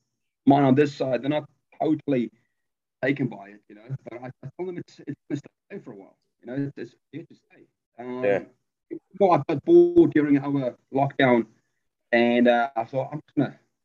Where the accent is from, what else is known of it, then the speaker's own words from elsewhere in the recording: South Africa; moved away as an adult; now in New Zealand; Born and raised in South Africa. And I left the country, it was in 2000.